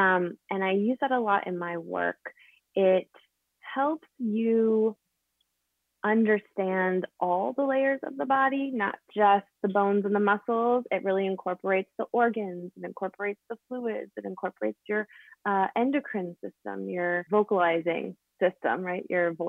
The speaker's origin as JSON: {"language": "English", "town": "Buffalo", "region": "New York", "country": "United States", "tie": "born there", "also_born_or_lived": "Baltimore", "said": "But originally, I was born years ago in Buffalo, New York. So holla, Western New York, but moved around a ton."}